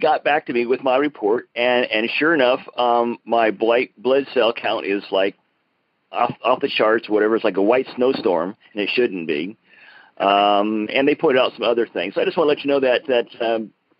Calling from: Broken Arrow, Oklahoma, United States; I'm calling from Broken Arrow, Oklahoma

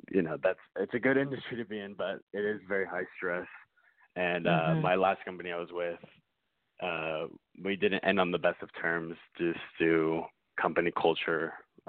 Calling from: Austin, Texas, United States; I'm calling from Austin, Texas.

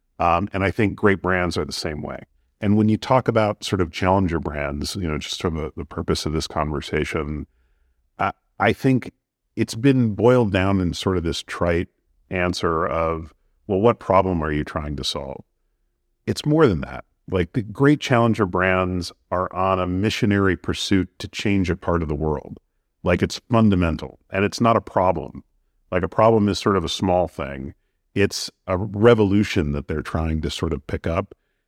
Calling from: New York, United States; I'm in New York.

